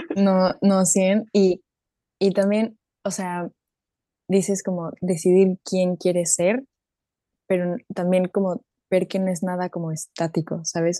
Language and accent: Spanish; Mexico; also born or lived in Germany; now in Leipzig, Germany; soy mexicana alemana, viviendo en, Leipzig, Leipzig, Alemania